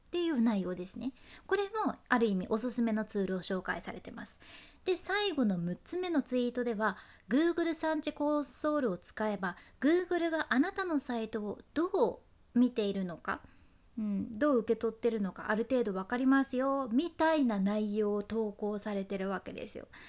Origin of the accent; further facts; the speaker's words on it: Fukuoka, Japan; accent: Hakata dialect; 博多弁の幸あれ子でした